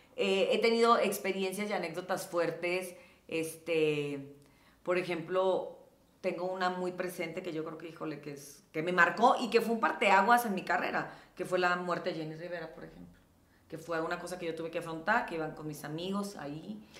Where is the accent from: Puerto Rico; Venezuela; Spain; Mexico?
Mexico; Los Mochis, Sinaloa; moved away as an adult; now in Mexico City, Mexico; cuando llegué aquí a la Ciudad de México, que llegué a los 19 años y pues venía de un mini lugar como Los Mochis, de haber estado siempre viviendo en casa de mis papás